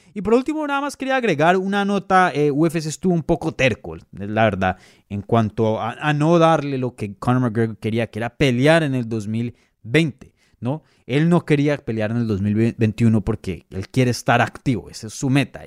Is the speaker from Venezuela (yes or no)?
yes; Venezuela